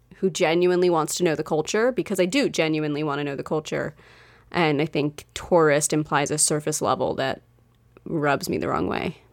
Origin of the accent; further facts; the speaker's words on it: United States; as an American